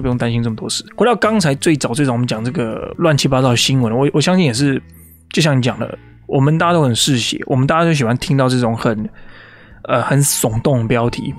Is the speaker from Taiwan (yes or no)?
yes; Taiwan; now in United States; 我是台， 我是台湾人